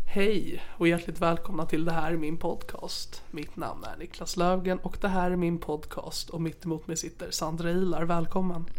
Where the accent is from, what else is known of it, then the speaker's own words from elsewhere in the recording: Sigtuna, Stockholm County, Sweden; i min hemstad Sigtuna